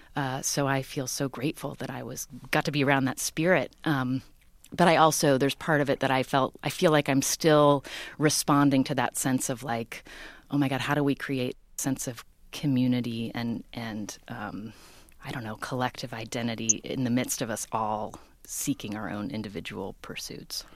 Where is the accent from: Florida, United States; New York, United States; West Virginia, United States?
West Virginia, United States; Charleston; moved away as an adult; also born or lived in Stanford; I grew up in Charleston, West Virginia, the capital city.